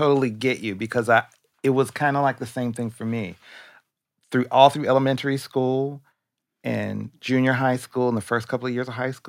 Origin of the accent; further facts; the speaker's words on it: Detroit, Michigan, United States; moved away; I'm from Detroit originally